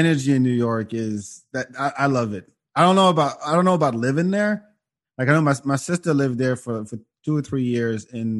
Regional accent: near Paris, Île-de-France, France; now in Austin, United States; I grew up near Paris

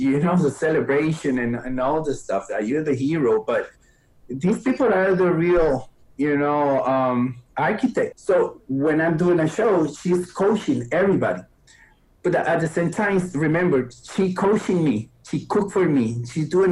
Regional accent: Costa Rica; English is a second language; moved away as an adult; now in United States; I come from Costa Rica. And I came here at 20 years old

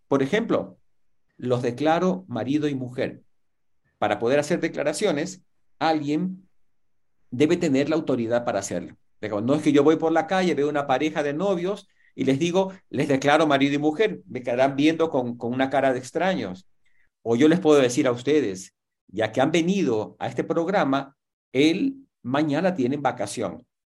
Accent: Guayaquil, Guayas, Ecuador; tengo 62 años. Puedo decir, nací en Guayaquil

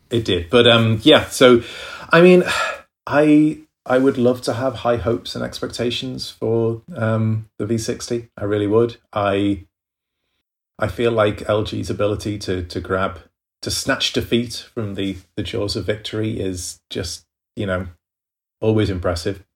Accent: United Kingdom; I'm British

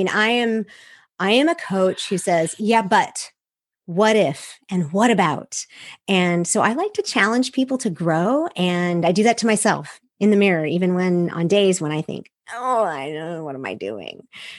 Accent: Seoul, South Korea; I'm a missionary kid. I grew up overseas from the United States. I grew up in Seoul, Korea, which gives you a really unique view of the world.

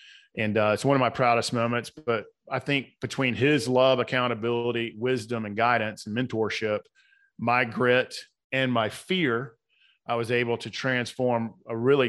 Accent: Atlanta, Georgia, United States; So I was born and raised in South Atlanta.

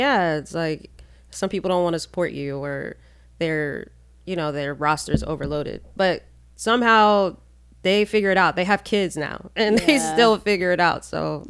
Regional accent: Northern Virginia, United States; we're from the DMV, we call it the DMV area. I'm from Northern Virginia.

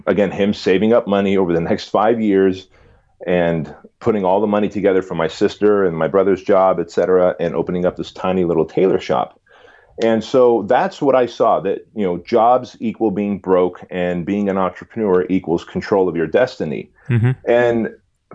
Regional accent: California, United States; English is a second language; also born or lived in Armenia; being here in California

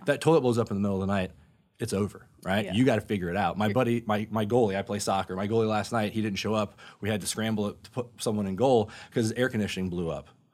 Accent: Sanford, Florida, United States; also born or lived in North Carolina; I grew up over in Sanford.

